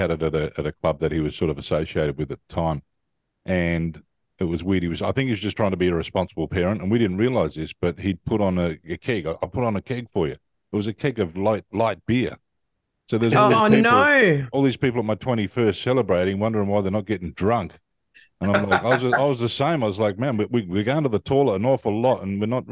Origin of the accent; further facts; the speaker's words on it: Adelaide, South Australia, Australia; moved away; I did a gig back in my hometown, Adelaide